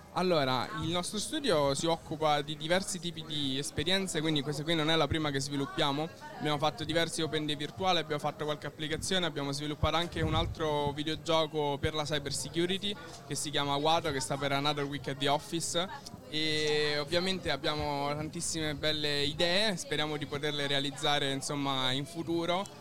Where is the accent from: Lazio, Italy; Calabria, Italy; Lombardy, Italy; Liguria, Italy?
Lazio, Italy; Rome; noi siamo di Roma